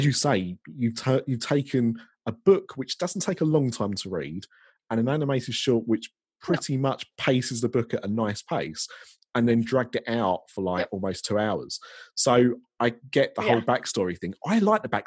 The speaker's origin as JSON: {"language": "English", "country": "United Kingdom", "said": "I'm British"}